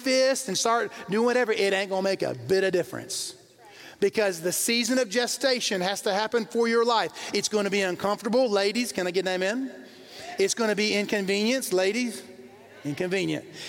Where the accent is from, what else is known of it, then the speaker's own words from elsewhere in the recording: the South, United States; When I was growing up, I grew up in the South